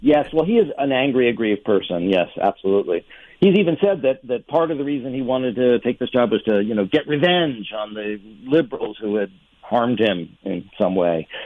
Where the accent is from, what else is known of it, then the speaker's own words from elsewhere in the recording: New York, United States; I grew up in New York